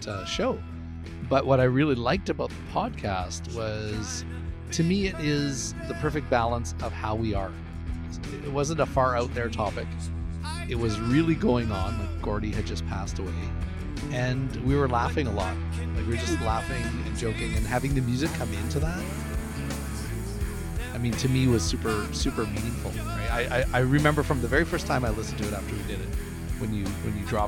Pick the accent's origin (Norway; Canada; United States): Canada; we are Canadian